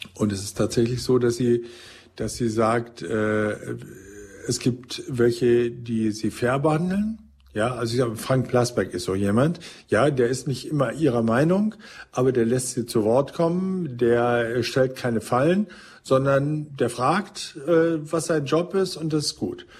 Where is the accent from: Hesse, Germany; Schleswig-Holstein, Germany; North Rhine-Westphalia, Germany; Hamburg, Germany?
North Rhine-Westphalia, Germany; ich komme ja aus Ostwestfalen, bin also quasi Ihr Nachbar und Parteifreund